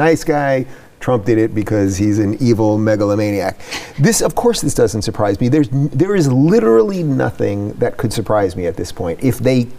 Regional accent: New York, United States; I'm from New York, and I remember when I was growing up, Mario Cuomo, his dad was the governor

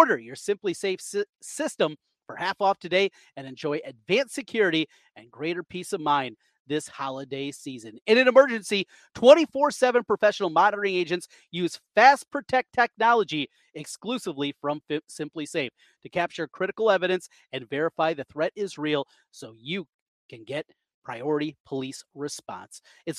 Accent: Osage, United States; A lot of people that I grew up with in Osage

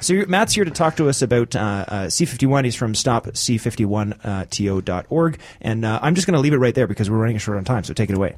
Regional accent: Canada; mine as a Canadian's

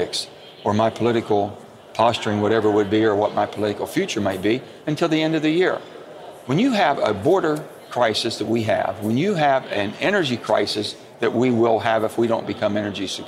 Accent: the South, United States; the old Southern Democrats, where I come from

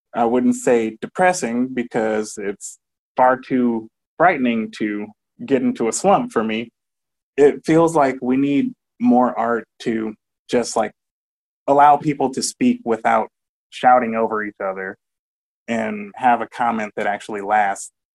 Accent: Benton Harbor, Michigan, United States; I was raised in Benton Harbor, Michigan, as an adopted child of two really cool people.

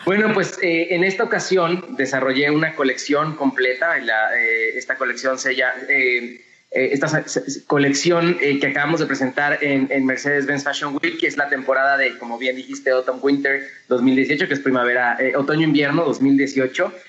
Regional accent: Mexico; como mexicanos

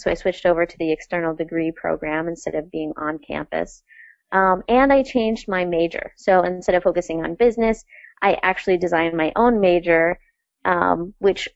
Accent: North Hero, Vermont, United States; also born or lived in New York City / Essex Junction; I grew up in North Hero, which is one of the Lake Champlain Islands.

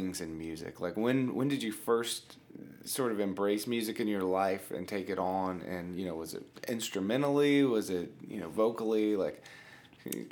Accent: Americus, Georgia, United States; also born or lived in Carrollton, Georgia; Kirk and I grew up in the First Baptist Church in Americus, Georgia.

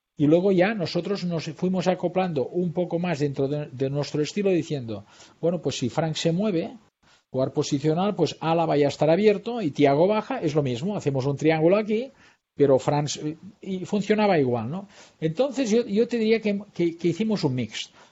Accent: Girona, Catalonia, Spain; fui campeón con el Girona, con, la, gente de mi tierra

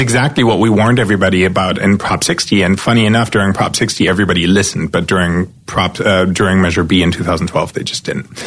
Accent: East Germany, Germany; born or raised there; moved away as an adult; now in Los Angeles, United States

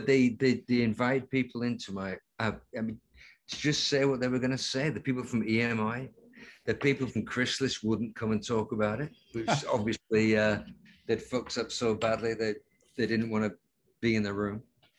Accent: Lancaster, North West England, United Kingdom; we call them in England. Lancaster, my hometown, is only 70 miles away.

